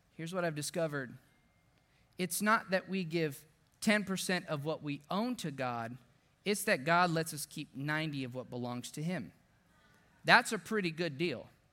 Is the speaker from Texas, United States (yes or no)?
yes; deep South Texas, United States; now in San Antonio, United States; my hometown in South Texas, deep South Texas